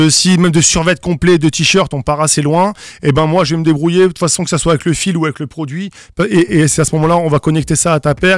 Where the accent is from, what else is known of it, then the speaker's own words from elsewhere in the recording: Strasbourg, Grand Est, France; je suis alsacien et strasbourgeois de naissance